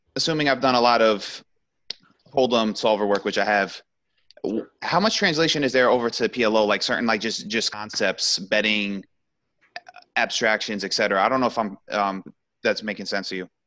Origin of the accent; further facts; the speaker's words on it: United States; being American